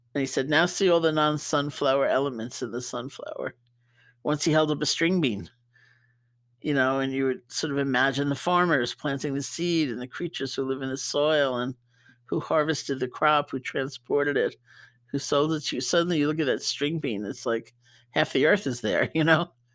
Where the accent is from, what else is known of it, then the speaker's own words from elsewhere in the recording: New York, United States; being a New Yorker